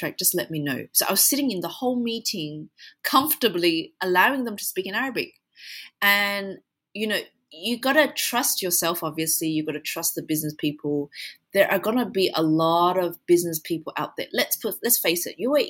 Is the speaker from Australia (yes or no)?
yes; Australia; now in United Arab Emirates; I'm from Australia